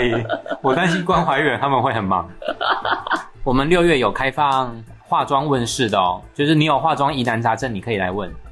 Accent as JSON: {"language": "Chinese", "country": "Taiwan", "said": "刚好在台湾正逢夏季，太阳都还没有把疫情杀死，就差一点快，都快把我们台湾人杀死了呢"}